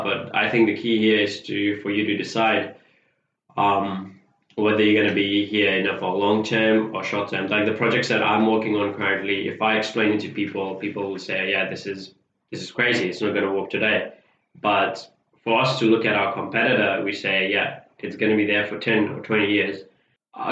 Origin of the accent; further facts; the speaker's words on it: Fiji; now in New Zealand; I'm originally from Fiji. When I came to New Zealand, I started off as a paper distributor